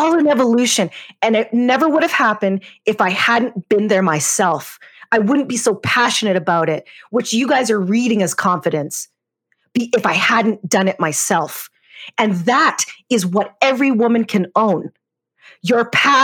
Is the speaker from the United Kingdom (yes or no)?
no; Canada; I grew up in Canada, which is where I am now.